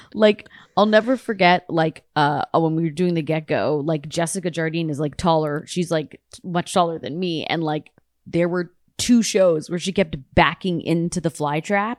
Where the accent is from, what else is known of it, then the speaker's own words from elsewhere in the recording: Toronto, Ontario, Canada; now in United States; I'm from Toronto